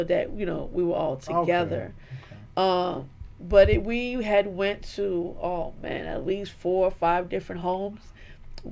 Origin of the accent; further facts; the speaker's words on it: New York, United States; I was born and raised in New York